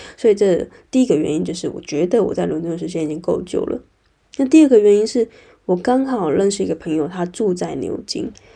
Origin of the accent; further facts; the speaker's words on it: Taiwan; moved away as an adult; now in London, United Kingdom; 我从，呃，台湾之声来到英国异地